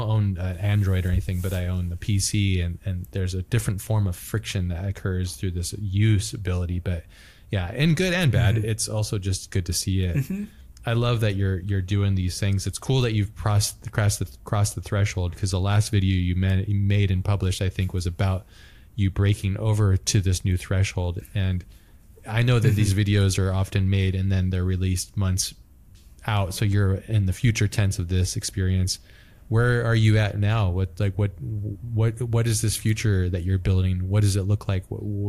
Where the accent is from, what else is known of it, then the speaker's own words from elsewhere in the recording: Hawaii, United States; I grew up in Hawaii too. So like Japanese culture is like deeply connected to Hawaii as well.